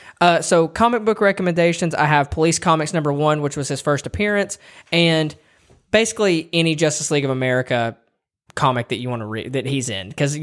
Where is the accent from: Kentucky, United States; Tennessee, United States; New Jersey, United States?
Tennessee, United States; we're from Tennessee.